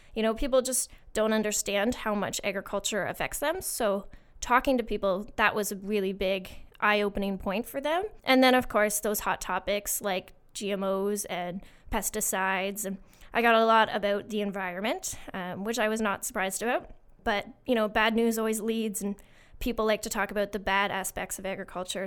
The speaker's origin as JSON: {"language": "English", "town": "Winchester", "region": "Ontario", "country": "Canada", "tie": "born or raised there", "said": "I'm from a little town called Winchester, um, and I grew up on a small farm with sheep, horses, and beef cows"}